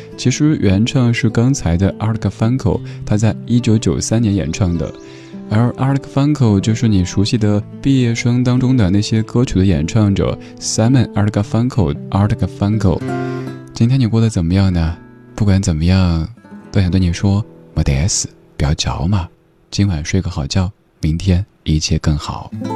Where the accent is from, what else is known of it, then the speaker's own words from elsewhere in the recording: Sichuan, China; accent: Sichuanese; 我家乡话四川话